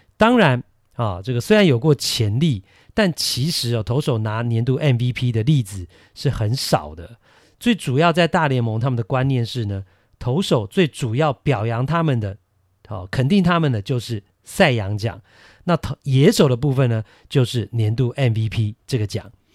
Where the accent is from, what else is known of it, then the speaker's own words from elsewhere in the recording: Taiwan; 我们台湾人